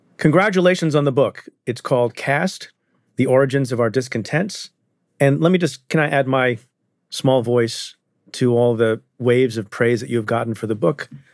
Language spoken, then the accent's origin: English; India; I'm I'm Indian. I was born in India